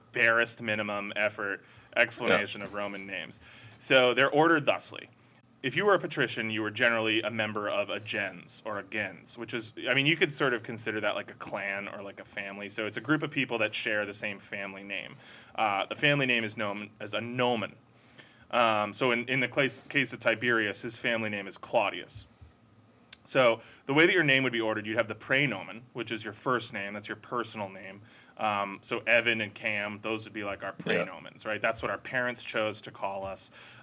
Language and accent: English; United States; especially as an American